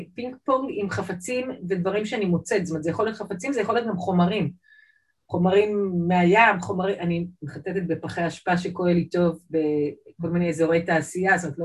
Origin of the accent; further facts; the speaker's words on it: Jerusalem, Jerusalem District, Israel; moved away as an adult; also born or lived in Saint Petersburg, Russia / Toronto, Canada; now in Tel Aviv, Israel; נולדתי בסנט... אז זה היה לנינגרד, סנט פטרסבורג, עליתי לארץ ב-78' עם אימא ואבא. אה, גדלתי בעצם בירושלים